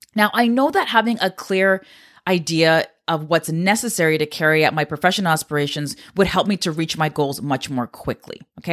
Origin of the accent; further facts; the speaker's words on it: Canada; I'm a Canadian